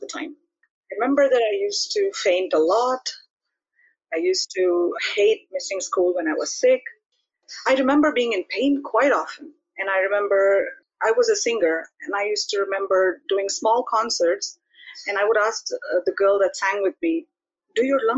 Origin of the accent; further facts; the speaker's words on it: India; now in Netherlands; I'm from India. I live in the Netherlands